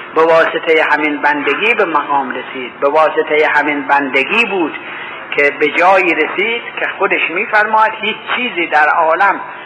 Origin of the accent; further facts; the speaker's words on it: Iran; گفتم ایرانی هستم